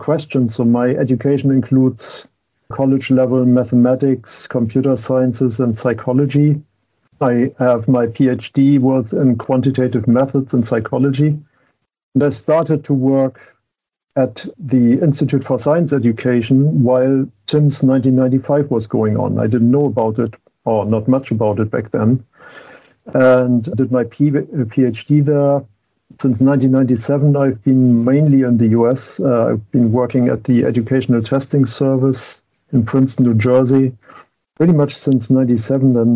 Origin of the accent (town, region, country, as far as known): Germany; English is a second language; moved away as an adult; now in Boston, United States